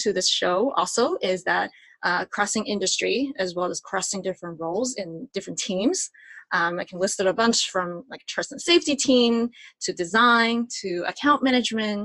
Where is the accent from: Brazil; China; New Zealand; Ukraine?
China; Sichuan; moved away as an adult; also born or lived in Virginia, United States; now in San Francisco, United States; I was born and raised in Sichuan, China, and I moved to the United States to attend UVA, our alma mater, for college